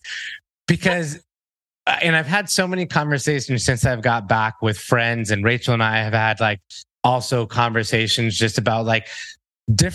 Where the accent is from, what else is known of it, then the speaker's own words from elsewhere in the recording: Miami, Florida, United States; I was born in Miami, Florida